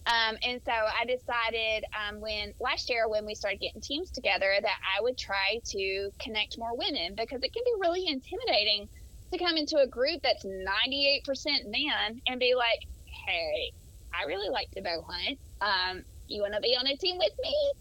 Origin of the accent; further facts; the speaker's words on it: Mobile, Alabama, United States; accent: southern; moved away as an adult; now in Tennessee, United States; I'm from Mobile, so I'm from the coast, and so my accent is pretty deep.